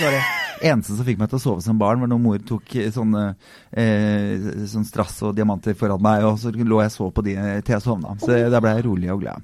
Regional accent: Drammen, Buskerud, Norway; jeg er jo fra Drammen

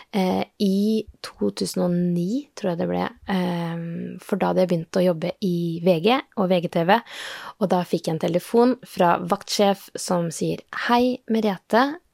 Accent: Norway; vi er eh, eh fra Norge

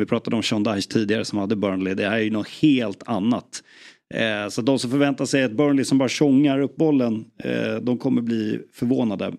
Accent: Sweden; jag som svensk

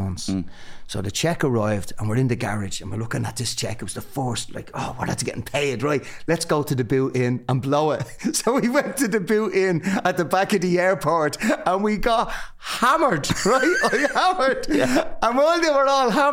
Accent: Dublin, Leinster, Ireland; I was from Ballymun.

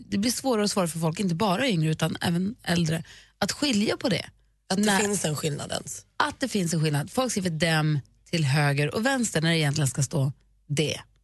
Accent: Luleå, Norrbotten County, Sweden; moved away; jag är ju uppvuxen i Luleå och där mm. säger man ju vars.

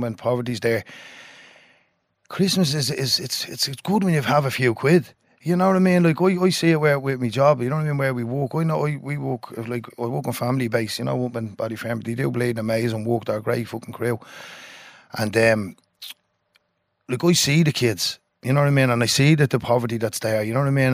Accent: Dublin, Leinster, Ireland; I was born in James's Hospital. Um, lived in a tenement house

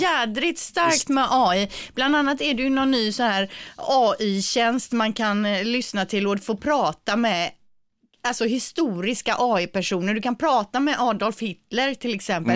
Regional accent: Gothenburg, Västra Götaland, Sweden; accent: Gothenburg dialect; vår dialekt

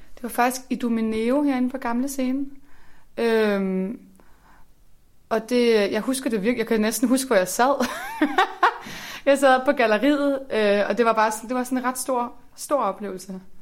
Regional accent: Slagelse, Zealand, Denmark; moved away; jeg kommer fra Slagelse

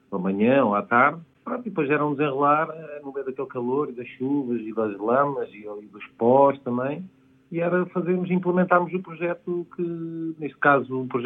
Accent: Guinea-Bissau; Eu vim da Guiné-Bissau.

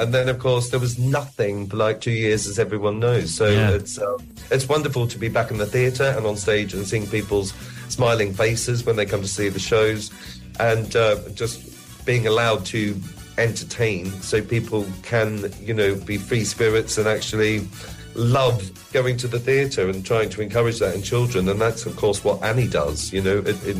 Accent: Australia; moved away; Obviously, my accent has changed quite considerably. But... definitely, when I go home, I get a bit more of an Australian drawl and twang. But I do miss Australia in that way.

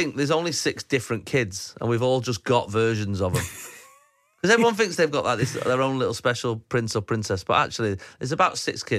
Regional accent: Manchester, North West England, United Kingdom; I've been looking forward to coming home to Manchester for a long time. You know, I've been doing the show for 6 months. It's my hometown.

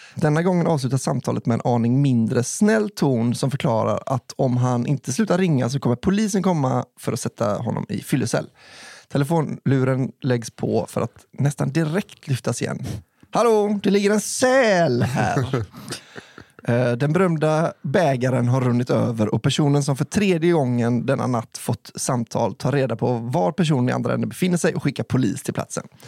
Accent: Borås, Västra Götaland, Sweden; min hemstad Borås

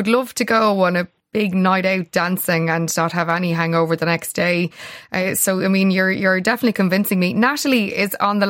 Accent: Ireland; as Irish people

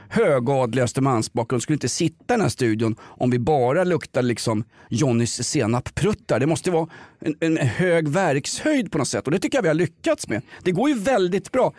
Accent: Stockholm, Stockholm County, Sweden; vi är två stockholmare

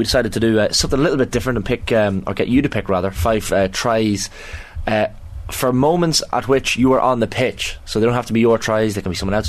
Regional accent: Ireland; As an Irish nation

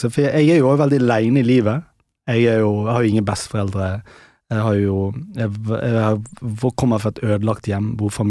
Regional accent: Pakistan; born there; Nei, altså- jeg er født i Pakistan.

